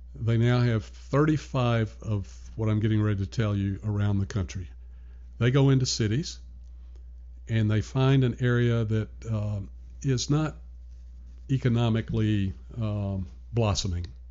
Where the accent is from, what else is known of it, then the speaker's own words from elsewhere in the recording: Nashville, Tennessee, United States; moved away as an adult; also born or lived in New York; now in Richmond, United States; born and raised in Nashville, Tennessee.